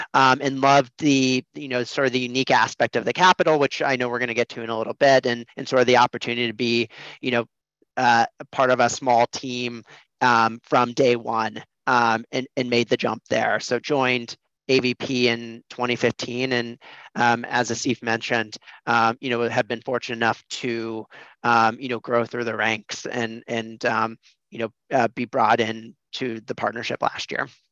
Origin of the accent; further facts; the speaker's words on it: Des Moines, Iowa, United States; I grew up in Des Moines, Iowa, in the Midwest.